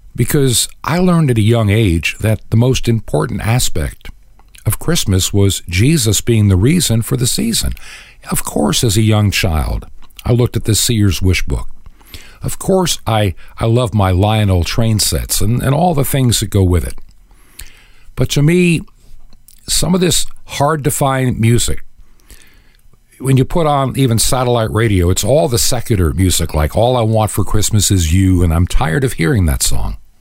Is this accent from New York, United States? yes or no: yes; Hicksville, New York, United States; raised in Long Island